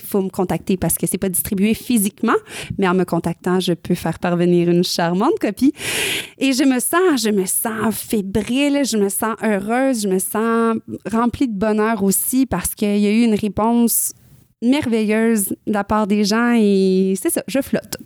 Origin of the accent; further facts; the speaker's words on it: northern Quebec, Canada; moved away as an adult; là où j'ai grandi dans le nord du Québec